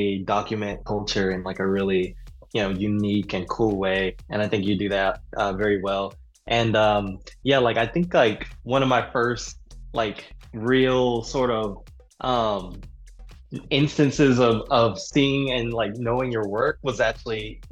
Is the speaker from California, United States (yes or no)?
no; DMV, PG County, Maryland, United States; moved away; also born or lived in Greensboro, North Carolina; most of my upbringing I would say would be, the DMV.